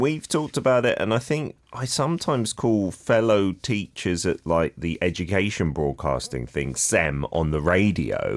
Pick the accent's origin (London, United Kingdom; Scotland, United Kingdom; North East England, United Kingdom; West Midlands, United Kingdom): London, United Kingdom; moved away; when I was growing up in London